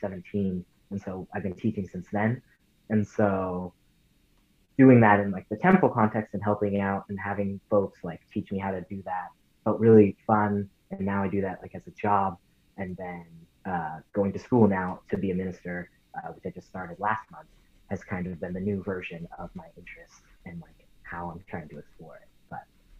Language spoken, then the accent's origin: English; Santa Ana, California, United States; I'm from Santa Ana, California. I grew up in the Orange County area